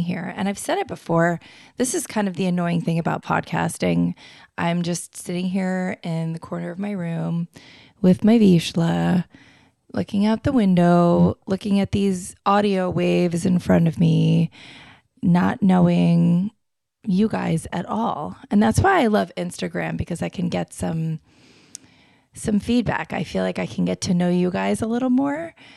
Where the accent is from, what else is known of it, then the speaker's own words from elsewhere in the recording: Florida, United States; moved away; I grew up in Florida, so it was just hot constantly